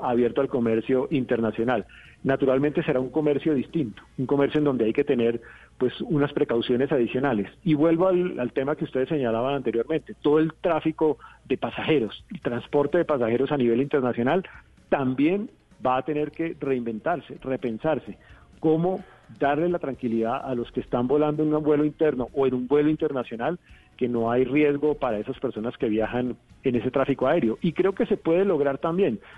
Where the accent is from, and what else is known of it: Colombia